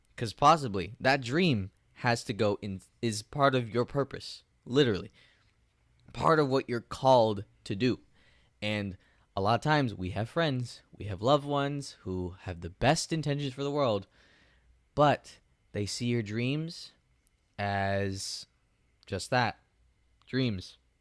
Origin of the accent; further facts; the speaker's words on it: United States; I'm an American